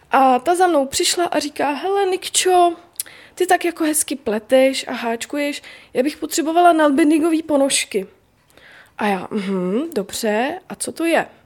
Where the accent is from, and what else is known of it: Bohemia, Czechia